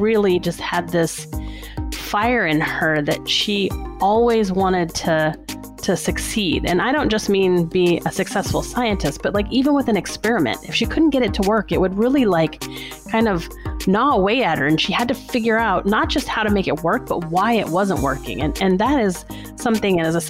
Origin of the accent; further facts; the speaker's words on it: New Orleans, Louisiana, United States; I grew up in New Orleans, Louisiana